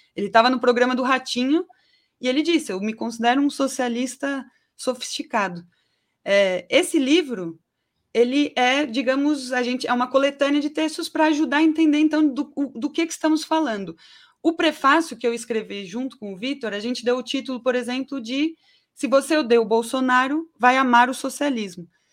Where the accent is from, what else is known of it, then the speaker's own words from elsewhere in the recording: São Paulo, Brazil; also born or lived in Guarulhos; Eu nasci em São Paulo, capital. O primeiro lugar que eu morei foi na Vila Nive, mas até os 12 anos eu morei no Gopouva, em Guarulhos